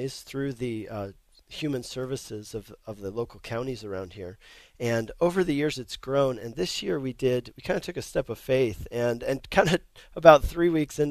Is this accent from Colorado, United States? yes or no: yes; Denver, Colorado, United States; now in Longmont, United States; I grew up in Denver, Colorado, but now I live in Longmont, Colorado.